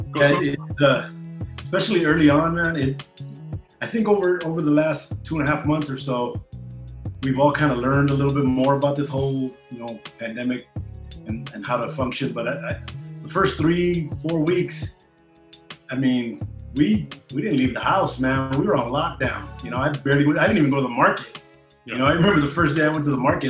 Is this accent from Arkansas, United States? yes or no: no; Bell Gardens, California, United States; also born or lived in Charter Oak, California; I grew up in the city of Bell Gardens, uh, which they're neighboring uh, little towns in Southeast